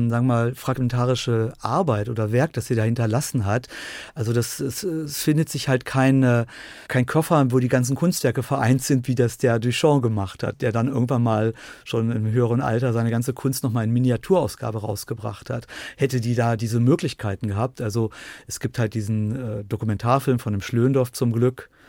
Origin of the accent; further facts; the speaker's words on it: Dresden, Saxony, Germany; Wir haben in Dresden, wir hatten nur ein Fernsehprogramm und konnten das andere.